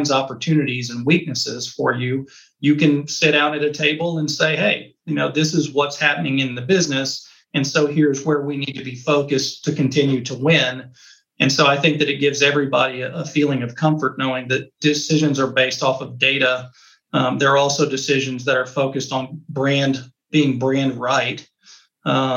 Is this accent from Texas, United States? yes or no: yes; Texas, United States; being a Texan